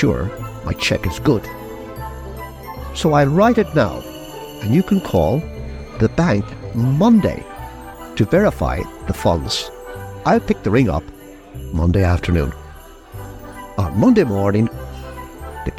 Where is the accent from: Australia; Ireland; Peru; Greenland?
Ireland; Ballina, County Mayo; my hometown in Ballina